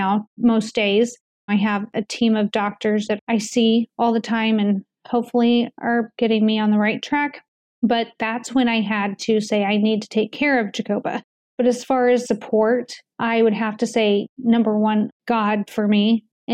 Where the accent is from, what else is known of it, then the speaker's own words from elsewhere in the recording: United States; as American citizens